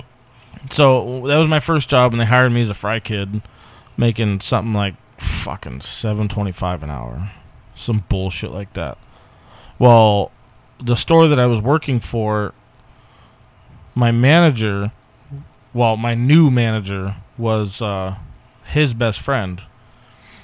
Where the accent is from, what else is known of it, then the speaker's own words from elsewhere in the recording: California, United States; moved away; we're both from Cali